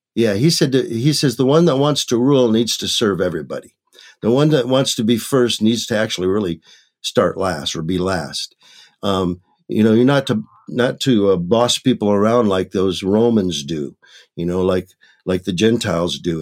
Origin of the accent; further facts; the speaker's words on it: Michigan, United States; now in Maricopa, United States; I was born and raised in Michigan